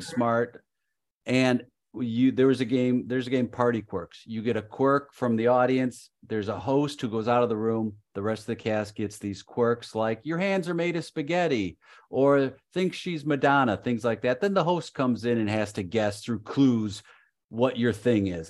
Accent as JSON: {"language": "English", "town": "Chicago", "region": "Illinois", "country": "United States", "tie": "born or raised there", "said": "I'm from Chicago"}